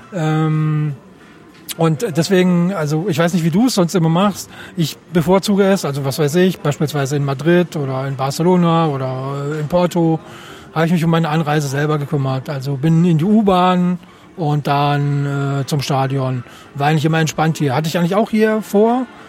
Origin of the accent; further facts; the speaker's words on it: Germany; als Deutsche